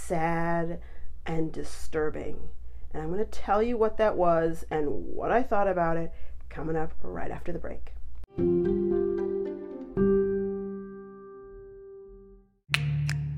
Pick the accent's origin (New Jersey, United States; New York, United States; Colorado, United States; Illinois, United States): Colorado, United States; I grew up in Colorado